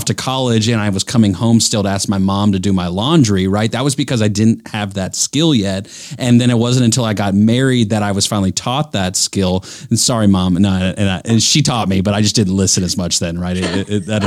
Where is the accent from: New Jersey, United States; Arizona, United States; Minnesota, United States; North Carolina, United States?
North Carolina, United States; I grew up in North Carolina. This is home for me